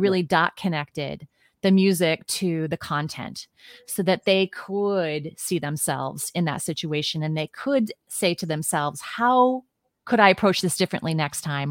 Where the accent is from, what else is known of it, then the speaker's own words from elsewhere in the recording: Midwest, United States; moved away as an adult; also born or lived in New York City; now in Washington, D.C. area, United States; I was born and raised in the Midwest.